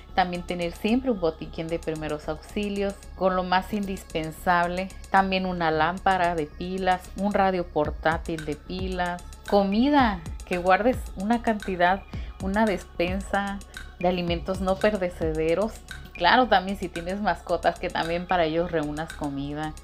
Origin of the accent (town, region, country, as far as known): Mexico